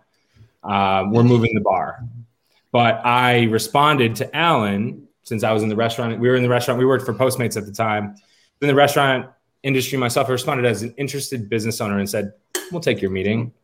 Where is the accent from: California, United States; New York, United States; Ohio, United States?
New York, United States; Rochester; moved away as an adult; also born or lived in Fredonia, New York; now in Nashville, United States; I'm from Rochester, New York.